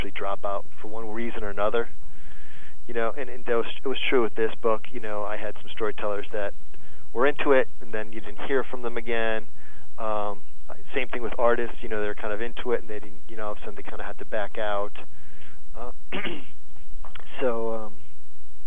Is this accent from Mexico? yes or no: no; New England, United States; I grew up in New England